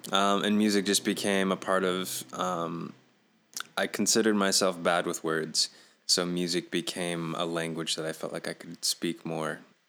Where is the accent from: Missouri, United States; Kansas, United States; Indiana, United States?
Indiana, United States; Goshen; So, I grew up in Goshen, Indiana, basically. That's where I'm currently residing as well.